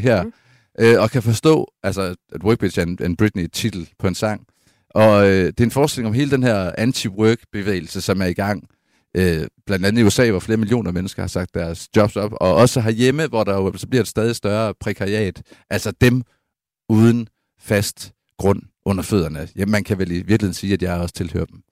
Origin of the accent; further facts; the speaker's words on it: Aarhus, Central Denmark Region, Denmark; hvor jeg er vokset op på matriklen af Syriags Hospital i Aarhus